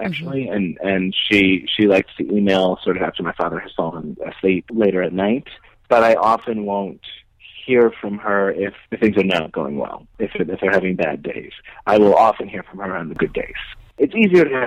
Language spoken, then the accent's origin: English; Connecticut, United States; born or raised there; now in New York, United States